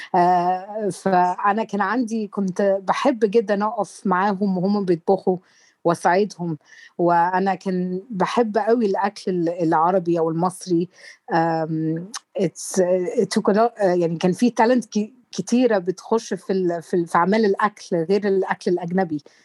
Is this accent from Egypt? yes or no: yes; Egypt; احنا كمصريين